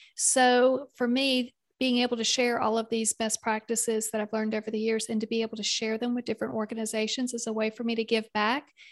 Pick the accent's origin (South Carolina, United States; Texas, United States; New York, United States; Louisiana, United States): South Carolina, United States; accent: Southern; also born or lived in Kentucky / Indiana; for the bulk of my childhood, it was in South Carolina. We did spend a, a number of years in Kentucky and Indiana, and uh, the, the bulk of that time that was in South Carolina